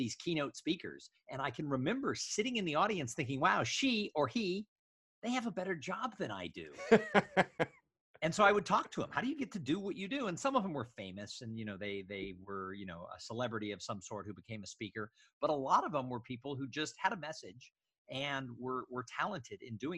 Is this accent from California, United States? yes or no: yes; Los Angeles, California, United States; moved away as an adult; also born or lived in San Diego / Bay Area / Austin, Texas; I grew up in the suburbs of Los Angeles, California